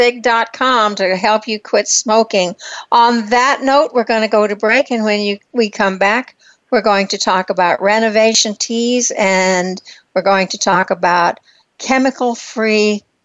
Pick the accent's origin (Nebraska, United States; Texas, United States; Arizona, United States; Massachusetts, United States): Texas, United States; Plainview; accent: twang; now in Scottsdale, United States; I graduated from high school in Crest, Texas, and not Crest, but Plainview, and it took me a long time to realize that I still had my twang.